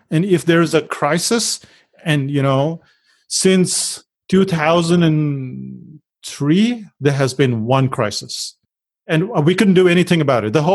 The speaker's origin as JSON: {"language": "English", "country": "India", "moved": "yes", "lives_now": "New Zealand", "said": "So the good thing was that we moved from India to New Zealand. And in India, we were working and then we got to New Zealand and we were working and we thought this has to stop."}